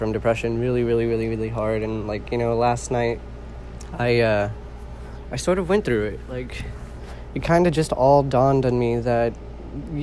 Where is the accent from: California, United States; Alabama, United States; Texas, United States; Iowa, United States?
California, United States; I'm originally from California